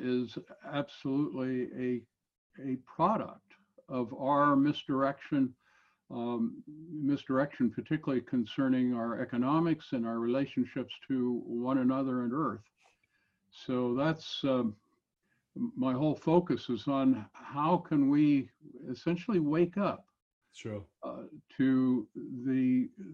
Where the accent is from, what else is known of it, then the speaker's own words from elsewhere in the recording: Longview, Washington, United States; I grew up in Longview, Washington.